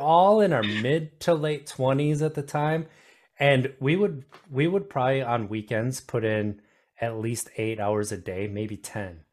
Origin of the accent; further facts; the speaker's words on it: Wisconsin, United States; I grew up in Wisconsin